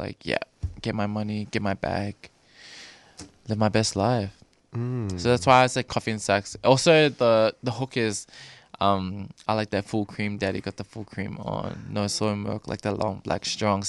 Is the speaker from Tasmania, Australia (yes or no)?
no; Doveton, Victoria, Australia; now in Cranbourne, Australia; I was raised in Dovetin, near Dandenong, and also now I'm staying in Cranbourne